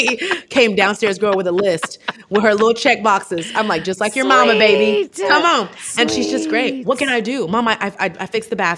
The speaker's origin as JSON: {"language": "English", "town": "Houston", "region": "Texas", "country": "United States", "tie": "born or raised there", "also_born_or_lived": "Atlanta, Georgia", "moved": "yes", "said": "I grew up in Houston, Texas, very diverse"}